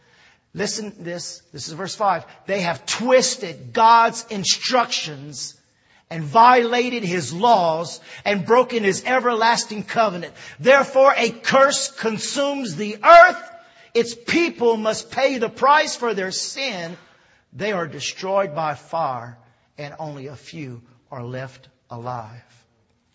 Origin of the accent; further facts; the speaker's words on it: Louisiana, United States; also born or lived in Texas; I was born in Texas, raised here in Louisiana